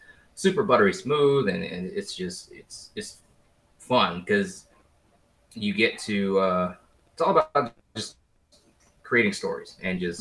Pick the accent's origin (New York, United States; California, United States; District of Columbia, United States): District of Columbia, United States; Washington; moved away as an adult; also born or lived in Louisiana; now in Texas, United States; I'm born and bred in Washington, D.C.